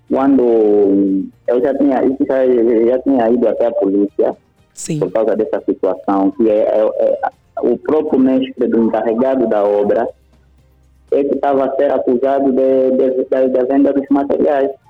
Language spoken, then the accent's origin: Portuguese; Angola; Eu também sou angolano